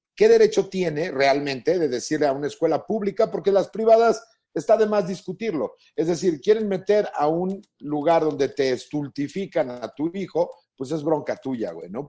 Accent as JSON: {"language": "Spanish", "country": "Mexico", "said": "como mexicanos"}